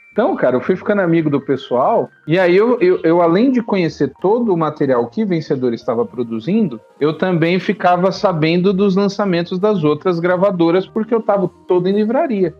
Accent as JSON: {"language": "Portuguese", "region": "São Paulo", "country": "Brazil", "tie": "born or raised there", "also_born_or_lived": "Piauí", "moved": "as an adult", "lives_now": "Timon, Brazil", "said": "eu sou paulistano, eu cresci em São Paulo, nasci em São Paulo, cresci em São Paulo"}